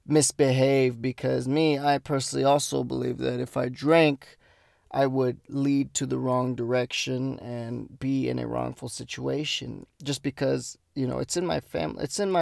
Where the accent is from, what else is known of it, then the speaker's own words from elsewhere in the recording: United States; I'm Mexican American, so.